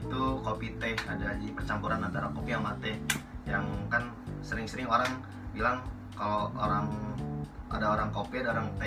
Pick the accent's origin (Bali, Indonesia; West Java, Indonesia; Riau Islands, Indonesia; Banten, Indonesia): Riau Islands, Indonesia; gue perjalanan sama dia gue lebih lama lagi soalnya gue kan dari Kepri kalau dia dari Aceh